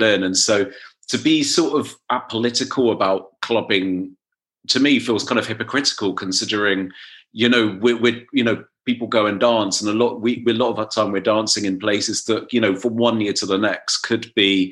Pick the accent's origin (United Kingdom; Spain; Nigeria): United Kingdom; growing up in Britain